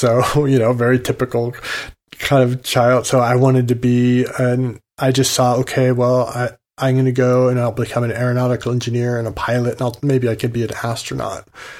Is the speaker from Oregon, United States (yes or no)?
yes; Oregon, United States; the Oregon Trail went through the town I grew up in Oregon.